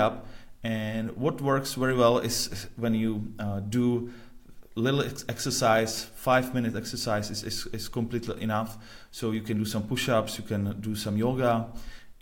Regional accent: Prague, Czechia; I'm originally from Prague

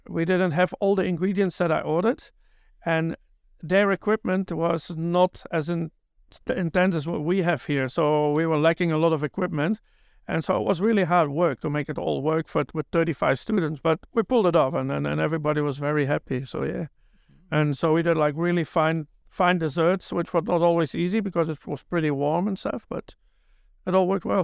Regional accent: Belgium; also born or lived in New Zealand; now in Tauranga, New Zealand; I'm originally from Belgium.

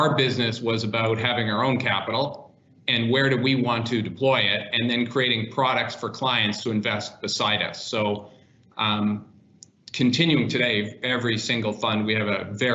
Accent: Winnipeg, Manitoba, Canada; moved away; also born or lived in Toronto; I grew up in Canada in Winnipeg, moved to Toronto

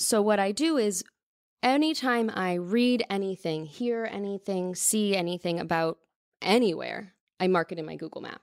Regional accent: Mountain View, California, United States; also born or lived in Los Gatos / Campbell / Los Angeles; But I grew up in Northern California, moved all over.

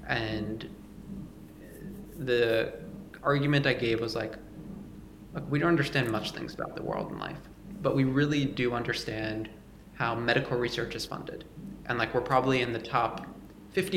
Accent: New York, United States; I'm from New York

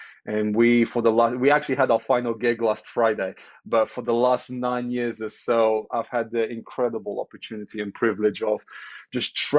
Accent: Portugal; moved away as an adult; now in United Kingdom; I'm Portuguese. I was born in Portugal, grew up in Portugal, moved to the UK in 2008

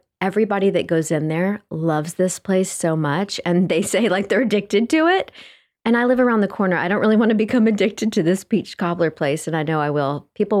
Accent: Texas, United States; I'm from Texas.

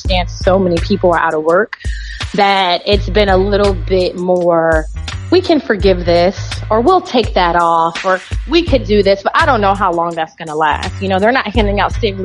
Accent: San Diego, California, United States; now in Florida, United States; I grew up in San Diego.

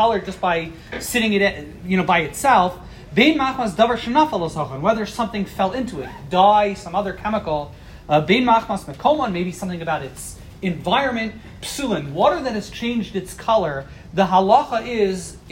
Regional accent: East Coast, United States; growing up on the East Coast

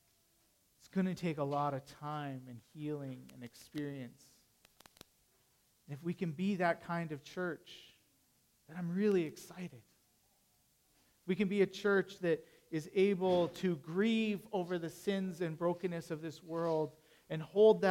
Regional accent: Canada; being Canadian

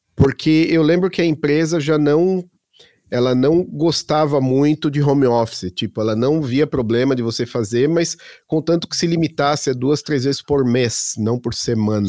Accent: Santo André, São Paulo, Brazil; also born or lived in Belo Horizonte, Brazil / Florida, United States / Munich, Germany; now in Berlin, Germany; eu sou de Santo André, em São Paulo

